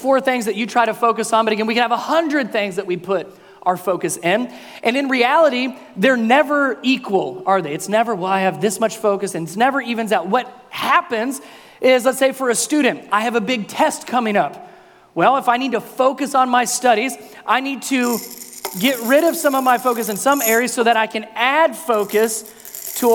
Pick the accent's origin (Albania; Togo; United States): United States; the North; moved away; I'm a Yankee, I'm from the North